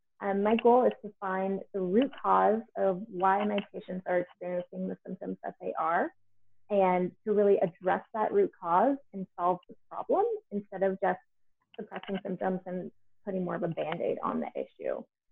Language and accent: English; Portland, Oregon, United States; I'm from Portland, Oregon, where there are a lot of naturopathic doctors.